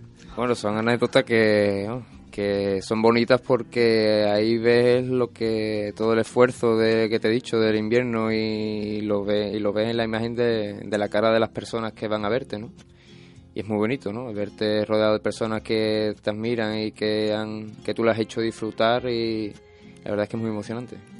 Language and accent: Spanish; El Puerto de Santa María, Andalusia, Spain; a mí me cerraron las puertas de, de mi plaza dos años consecutivos